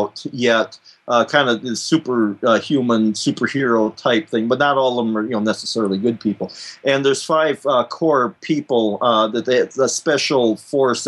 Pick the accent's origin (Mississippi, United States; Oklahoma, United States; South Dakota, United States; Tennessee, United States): South Dakota, United States; South Dakota, my home state here